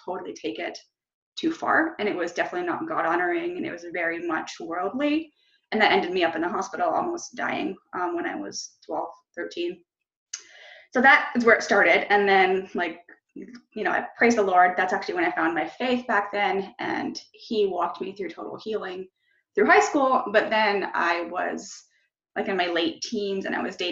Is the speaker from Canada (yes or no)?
yes; Canada; I'm from Canada